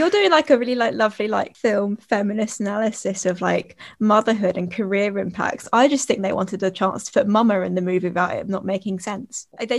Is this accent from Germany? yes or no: no; Kent, South East England, United Kingdom; we both grew up in Kent